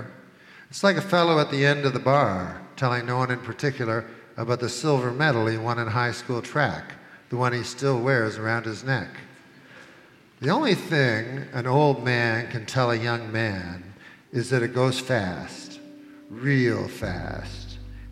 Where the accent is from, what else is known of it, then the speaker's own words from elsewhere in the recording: Canada; I'm Canadian